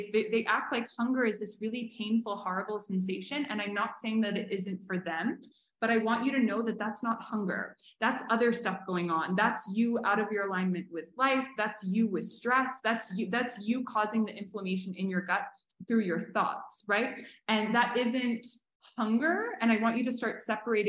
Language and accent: English; Canada; now in Mexico; I'm Canadian, and it only just got to Canada